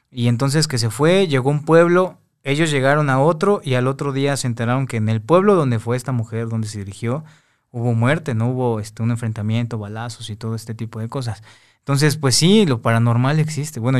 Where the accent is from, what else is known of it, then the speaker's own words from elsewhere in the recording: Veracruz, Mexico; somos de, de Veracruz mi, papá es de Guanajuato, mi mamá de Veracruz, entonces pues viajamos mucho a este tipo de lugares.